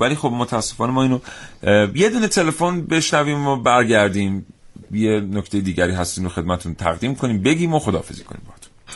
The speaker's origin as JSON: {"language": "Persian", "country": "Iran", "said": "ژن تمام ما ایرانی"}